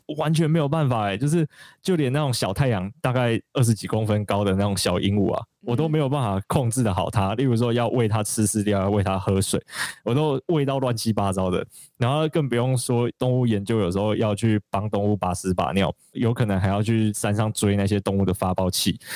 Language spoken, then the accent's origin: Chinese; Alishan, Chiayi County, Taiwan; moved away; 三啊，它其实就是我成长的地方嘛。然后虽然在山下念书跟工作超级多年